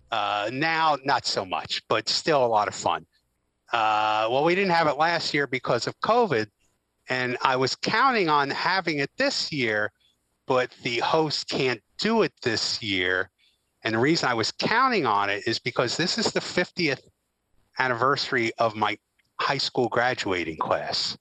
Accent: the Poconos, Pennsylvania, United States; friends that I grew up with in the Poconos

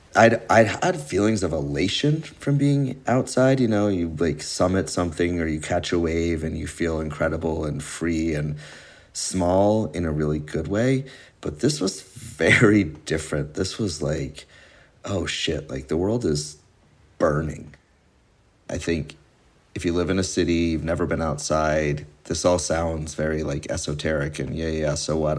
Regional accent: Keene, New Hampshire, United States; now in Halifax, United States; I grew up about 40 minutes east of here in Keene, New Hampshire

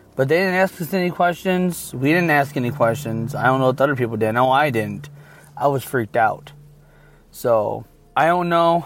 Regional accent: Michigan, United States; I'm from Michigan

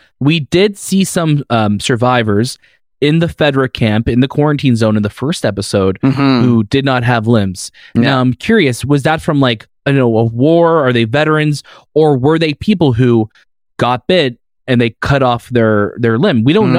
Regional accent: the South, United States; I am a Southerner, and you know what, Shay? We are survivors.

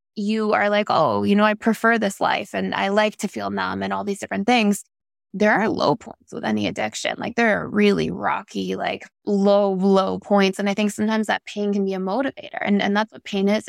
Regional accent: Toronto, Ontario, Canada; I grew up in Toronto, Canada

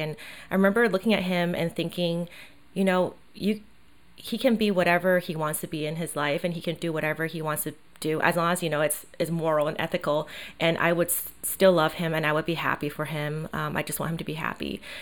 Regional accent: Taiwan; moved away; I grew up in Asia, in Taiwan

